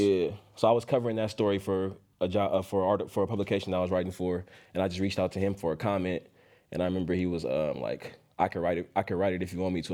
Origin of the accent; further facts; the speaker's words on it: Oakland, California, United States; I'm born and raised in Oakland